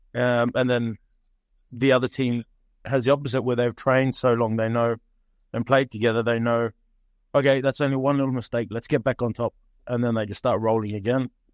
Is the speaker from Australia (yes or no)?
yes; Cairns, Queensland, Australia; moved away as an adult; now in Norway; we grew up in Cairns, born in Cairns and grew up there